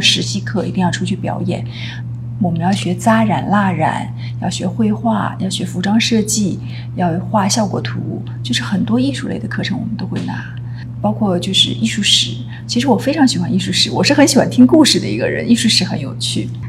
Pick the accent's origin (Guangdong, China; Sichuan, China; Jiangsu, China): Jiangsu, China; Suzhou; moved away as an adult; also born or lived in Beijing / Italy; 苏州出生长大，大学毕业，中间嗯。也到北京，北方去读书过，但都是在考学的时候，比较少，大部分时间都在苏州